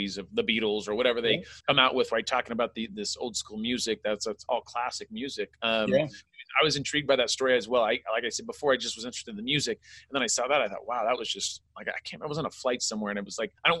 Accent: California, United States; also born or lived in Sacramento; I grew up in California as well

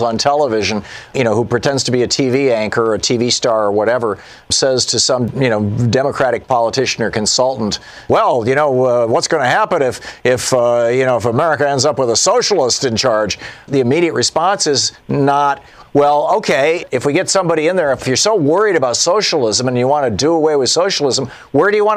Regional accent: Michigan, United States; moved away as an adult; I grew up in Michigan. I lived there the first 27 years of my life

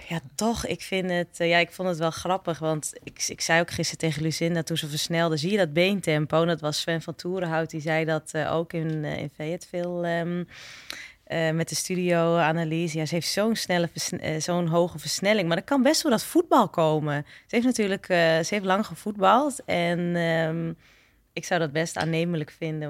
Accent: eastern Netherlands, Netherlands; ik kom uit het oosten

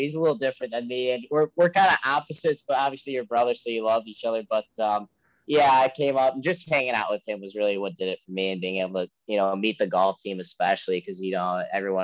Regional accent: Ann Arbor, Michigan, United States; I'm actually from Ann Arbor area

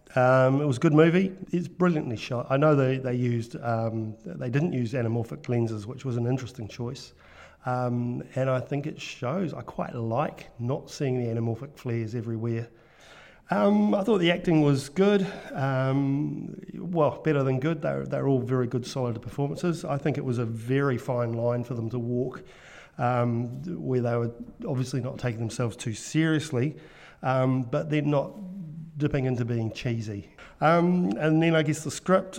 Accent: New Zealand; accent: Kiwi; another Kiwi accent, um, all the way from New Zealand.

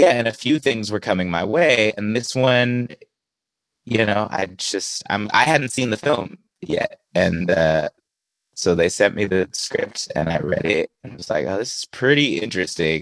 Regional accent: Bay Area, California, United States; I grew up in the Bay Area

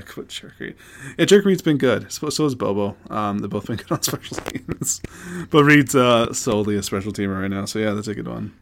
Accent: Canada; we're Canadian

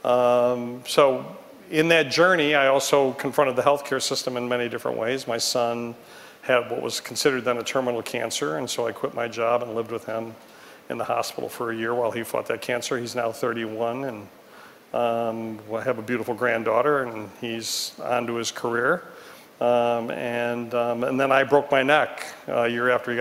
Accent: Detroit, Michigan, United States; in Detroit, my hometown

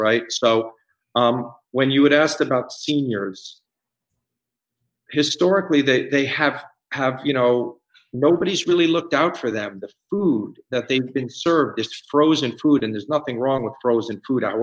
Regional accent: Scarsdale, New York, United States; moved away as an adult; I grew up in New York. I'm from Westchester, Scarsdale, New York. And I've lived there most of my life. I moved here 15 years ago

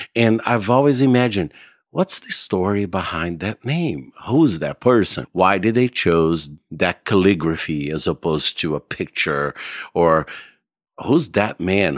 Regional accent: Goiânia, Goiás, Brazil; moved away as an adult; I grew up in Brazil. I lived in Brazil until I was 25

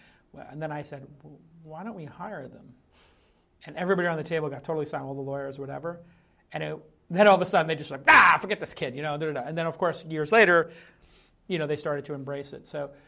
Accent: Brooklyn, New York, United States; And I was a kid from Brooklyn, and I was still living in Brooklyn at the time

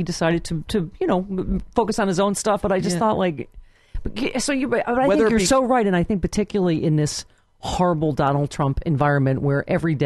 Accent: Lockport / Cheektowaga, New York, United States; I'm from Lackport up at Transit, you know, from Cheektowaga

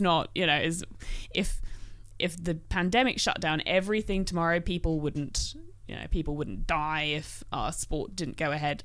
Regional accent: England, United Kingdom; now in Australia; being English

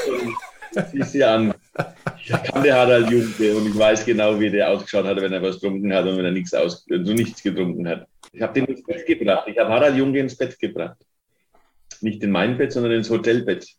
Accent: Fürth, Bavaria, Germany; ich komme aus der Paulskirche in Fürth

